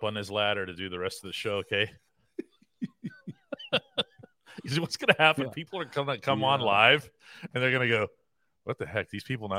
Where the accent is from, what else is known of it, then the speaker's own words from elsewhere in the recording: Pittsburgh, Pennsylvania, United States; when I was there last summer to see family, I'm born and raised in Pittsburgh, but I went back.